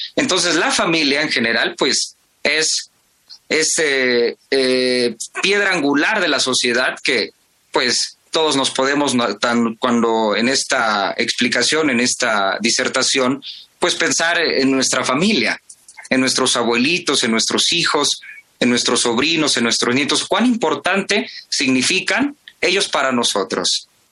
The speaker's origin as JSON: {"language": "Spanish", "country": "Mexico", "said": "como buenos mexicanos y mexicanas, como buenos universitarios y universitarias"}